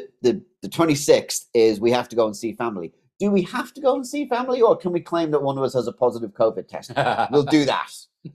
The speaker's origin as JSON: {"language": "English", "region": "South East England", "country": "United Kingdom", "said": "because when we're not recording, I'm actually from Surrey."}